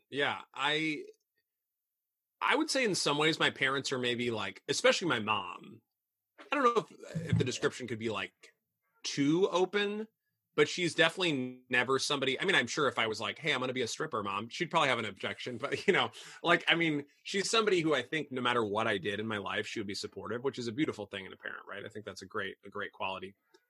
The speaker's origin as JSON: {"language": "English", "region": "Midwest", "country": "United States", "tie": "born or raised there", "said": "even though I grew up in the Midwest, I didn't really have any family in Chicago."}